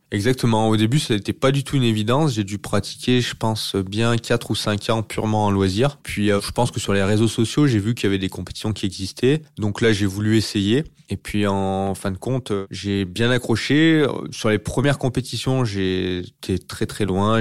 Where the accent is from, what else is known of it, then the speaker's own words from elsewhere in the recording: Bourg-d'Oisans, Auvergne-Rhône-Alpes, France; je suis originaire de Bourdoisan, euh, qui est au pied de l'Alpe d'Huez, c'est une petite ville euh, en montagne. Donc, j'ai pratiqué les sports de montagne durant ma jeunesse.